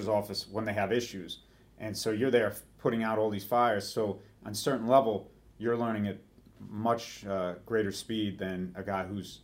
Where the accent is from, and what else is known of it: New York, United States; born or raised there